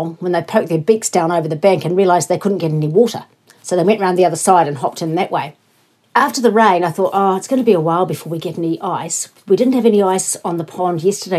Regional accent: Invercargill, Southland, New Zealand; moved away; I grew up in Invercargill

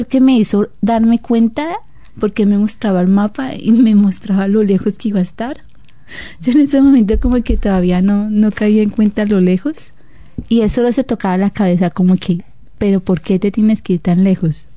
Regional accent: Bogotá, Colombia; now in New Zealand; nacimos en la capital de Colombia, que es Bogotá

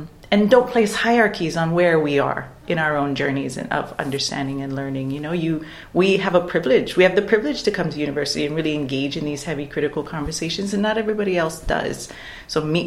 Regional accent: Waimea, Hawaii, United States; moved away as an adult; also born or lived in Dunedin, New Zealand; now in New Zealand; Home for me is Waimea. It's a town on the island of Hawai'i. So I'm from Hawai'i

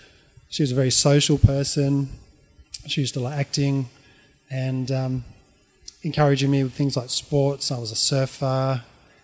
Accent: Auckland, New Zealand; born there; I was born in 1972 in Auckland.

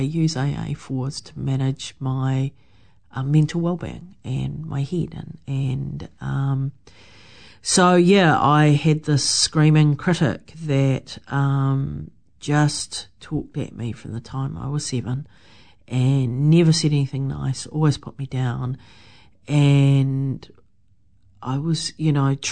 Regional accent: Wellington, New Zealand; moved away as an adult; I came back to New Zealand and back to Wellington, my hometown.

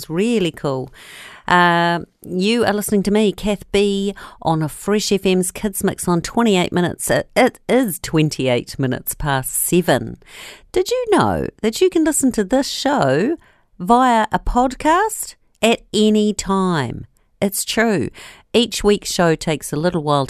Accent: Nelson, New Zealand; people who live in my hometown of Nelson

